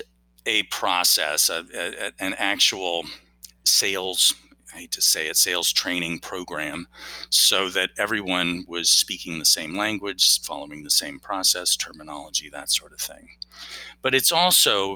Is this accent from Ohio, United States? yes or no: no; Washington, District of Columbia, United States; I grew up kind of in the Washington, D.C. area